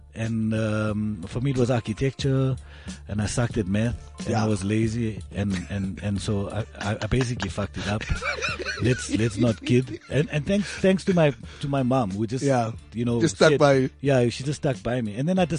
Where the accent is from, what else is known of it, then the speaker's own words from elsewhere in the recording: Polokwane, Limpopo, South Africa; growing up in Polokwane